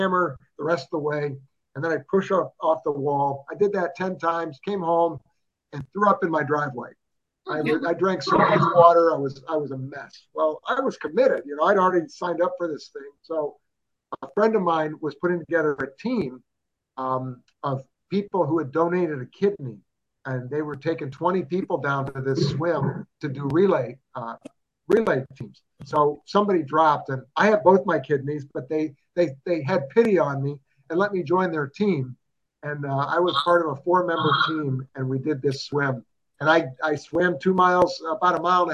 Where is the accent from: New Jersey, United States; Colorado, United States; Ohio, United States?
Ohio, United States; Cuyahoga Falls; now in Columbus, United States; growing up in Cuyahoga Falls